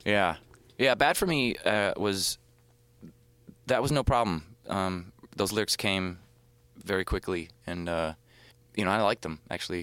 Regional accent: right outside New Orleans, Louisiana, United States; I grew up in Louisiana, right outside New Orleans.

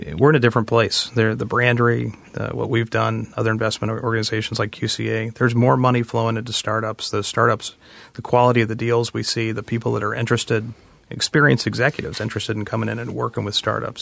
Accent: Butler County, Ohio, United States; moved away as an adult; also born or lived in Washington, D.C.; I grew up in Butler County and I moved away and spent most of my adult life in the traffic of Washington, D C.

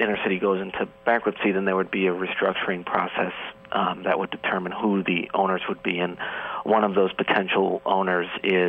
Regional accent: New York City, New York, United States; So WBLS is one of my hometown radio stations.

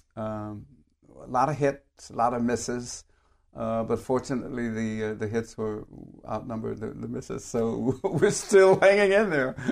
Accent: San Francisco, California, United States; I grew up in San Francisco, which was absolutely the, the greatest place that I could have been brought up

